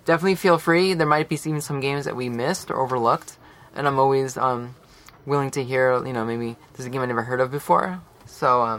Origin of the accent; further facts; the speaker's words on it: East Coast, New York, United States; I'm from the New York, like East Coast area